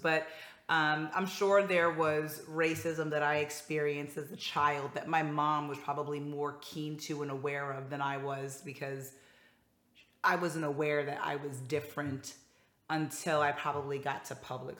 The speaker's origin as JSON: {"language": "English", "region": "Northeast", "country": "United States", "tie": "born or raised there", "said": "what I loved about growing up in the Northeast was just like how so many different cultures and backgrounds were coming together and living door to door, side by side"}